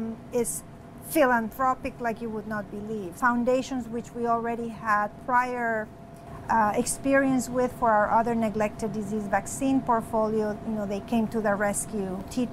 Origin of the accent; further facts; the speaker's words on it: Honduras; moved away; I grew up in Honduras